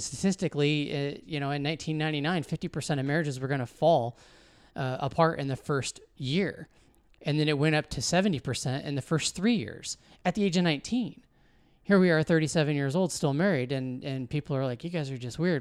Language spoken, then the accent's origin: English; Washington, United States; also born or lived in California / Arizona; I was born in California, uh, when my parents, uh, divorced, uh, got, had a remarriage happen on both sides. And so Uh, my dad moved back east to Missouri. My mom and my stepdad moved us up here to Washington.